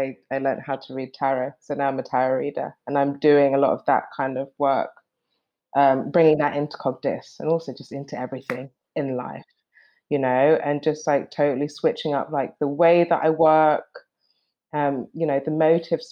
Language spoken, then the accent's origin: English; London, United Kingdom; moved away as an adult; So before, we were in London and I was born in London. I've been in London for a long time